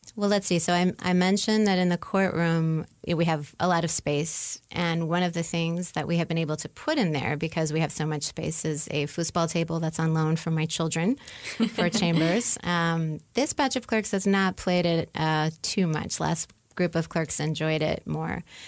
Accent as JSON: {"language": "English", "town": "New Orleans", "region": "Louisiana", "country": "United States", "moved": "as an adult", "lives_now": "Indiana, United States", "said": "I'm from New Orleans, even though I've been living in Indiana for uh, 15 or 16 years now"}